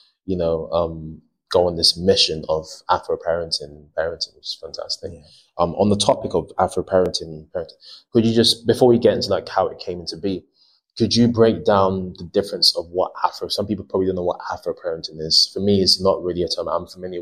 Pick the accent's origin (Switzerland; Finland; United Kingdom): United Kingdom; I'm British Ghanaian